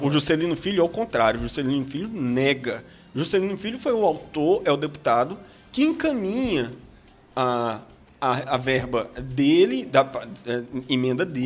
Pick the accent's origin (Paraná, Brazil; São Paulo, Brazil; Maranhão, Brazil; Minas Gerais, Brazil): Maranhão, Brazil; Imperatriz; nós somos imperatrizenses, maranhenses e brasileiros